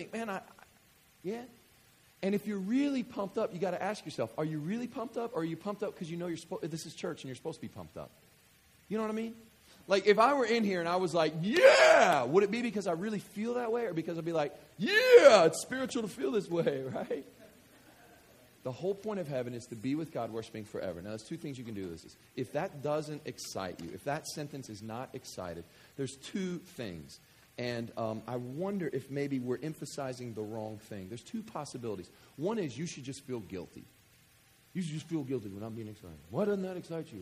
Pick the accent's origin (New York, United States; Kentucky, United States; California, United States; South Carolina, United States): Kentucky, United States; West; I remember being a kid growing up in West Kentucky and growing up in these small country churches